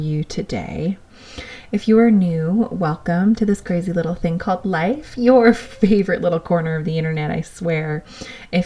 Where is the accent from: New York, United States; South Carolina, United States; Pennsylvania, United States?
New York, United States; being this New Yorker